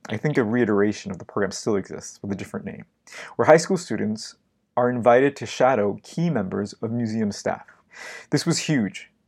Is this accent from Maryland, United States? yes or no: no; Los Angeles, California, United States; now in New York, United States; my hometown of Los Angeles